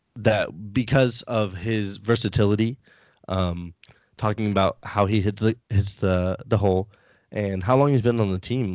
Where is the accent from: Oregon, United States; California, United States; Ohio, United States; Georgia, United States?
California, United States; San Diego; also born or lived in Alabama; now in Maryland, United States; I grew up in San Diego most of my life